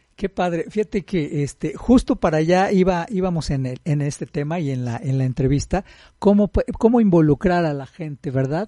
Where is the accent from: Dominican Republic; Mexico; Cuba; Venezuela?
Mexico; Como buenos mexicanos